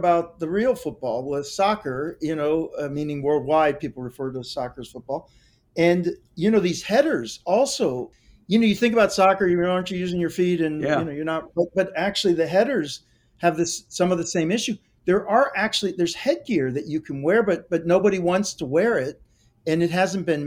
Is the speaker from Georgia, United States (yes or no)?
no; Ohio, United States; I grew up in Ohio.